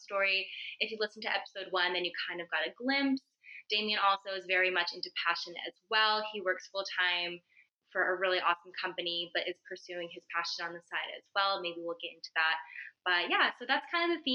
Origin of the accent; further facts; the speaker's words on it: California, United States; I'm from California